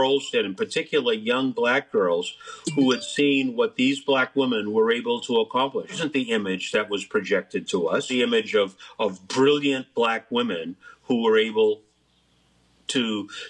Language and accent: English; Malden, Massachusetts, United States; I'm here from the Boston area. They wouldn't know about Malden. They'd only know that I was from Boston area.